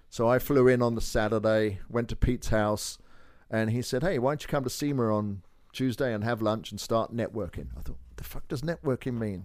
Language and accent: English; Kent, South East England, United Kingdom; moved away; also born or lived in Northampton; I was born in Northampton, which is north of London, but I grew up in Kent, which is on the south side